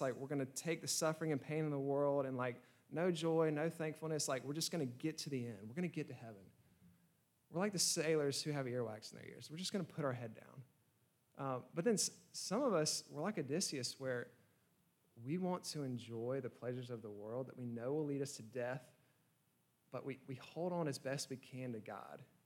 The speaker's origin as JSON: {"language": "English", "region": "Georgia", "country": "United States", "said": "I'm from Georgia"}